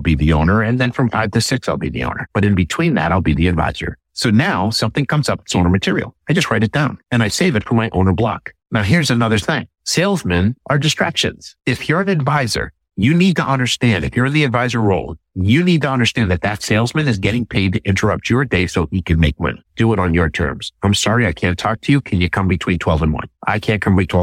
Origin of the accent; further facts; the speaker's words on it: Northeast, United States; I'm from the Northeast